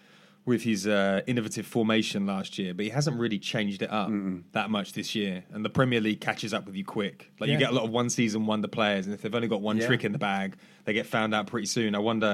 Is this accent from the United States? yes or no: no; England, United Kingdom; as an English person